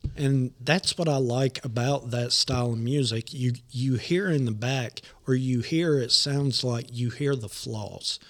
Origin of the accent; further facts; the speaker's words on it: Nashville, Tennessee, United States; I'm born and raised in Nashville